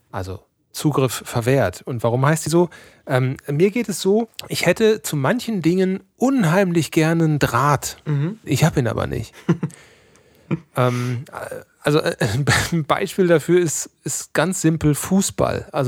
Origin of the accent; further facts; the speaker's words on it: North Rhine-Westphalia, Germany; weil wir kommen aus dem Sauerland, ja, da ist Schützenfest, ist da, wird da eigentlich mit der Muttermilch aufgesogen.